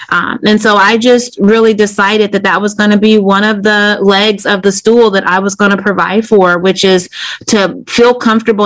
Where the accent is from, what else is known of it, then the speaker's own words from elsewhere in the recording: Decatur, Illinois, United States; moved away as an adult; now in Wilmington, United States; growing up in Decatur, Illinois, which is a factory town, small town.